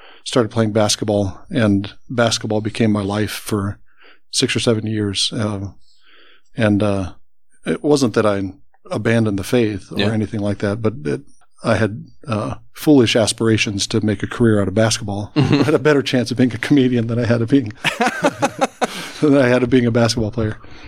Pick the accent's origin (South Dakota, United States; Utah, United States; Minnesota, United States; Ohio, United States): Ohio, United States; Columbus; I grew up in Columbus